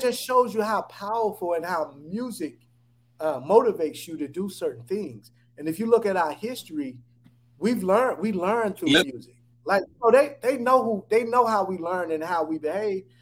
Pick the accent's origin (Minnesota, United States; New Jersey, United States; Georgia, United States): Georgia, United States; Atlanta; I'm based in Atlanta. I'm from Atlanta.